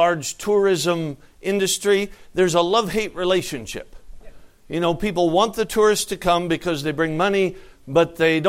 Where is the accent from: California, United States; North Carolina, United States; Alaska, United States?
Alaska, United States; I'm from Alaska